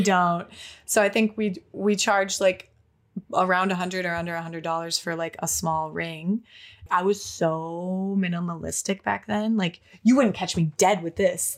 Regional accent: Minnesota, United States; moved away as an adult; now in Los Angeles, United States; I was born in Minnesota in a small county

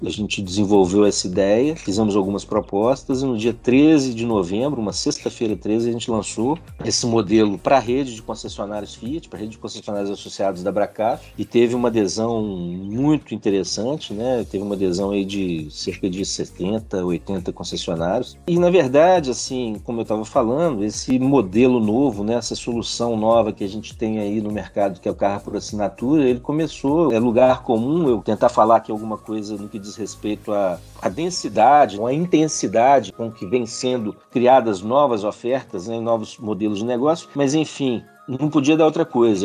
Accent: Nova Lima, Minas Gerais, Brazil; sou natural de Nova Lima

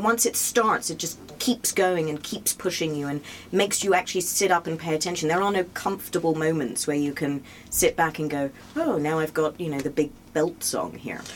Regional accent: England, United Kingdom; now in New York, United States; I'm English

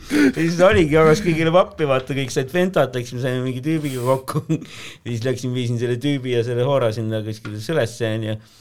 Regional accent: Tallinn, Harju County, Estonia; Tallinnas olen elanud

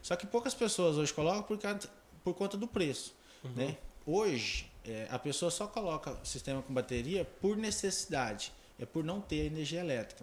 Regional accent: Porto Alegre do Norte, Mato Grosso, Brazil; born or raised there; also born or lived in Taquaral, Goiás

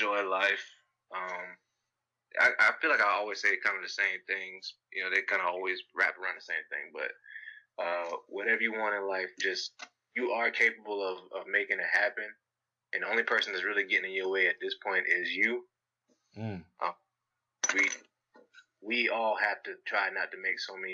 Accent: United States; I'm from America

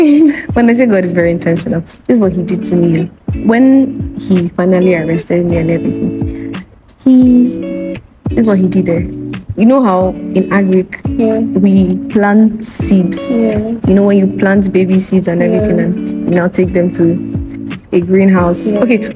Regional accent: Ijebu, Ogun State, Nigeria; I'm from Ijebu. I'm from Ogun State.

